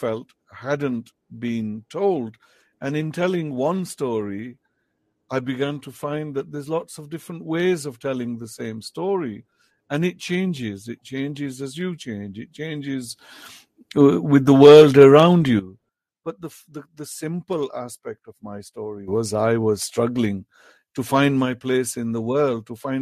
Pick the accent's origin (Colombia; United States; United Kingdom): United Kingdom; first language Potohari; English is a second language; growing up in Britain